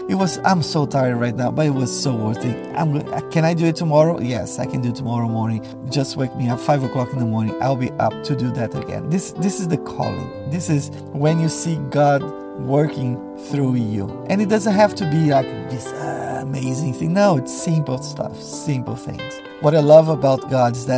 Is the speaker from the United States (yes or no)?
no; Brazil; first language Portuguese; English is a second language; moved away